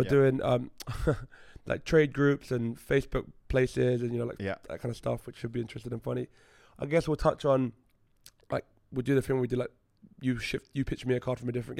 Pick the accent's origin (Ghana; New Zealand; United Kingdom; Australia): United Kingdom; London; because I'm from London.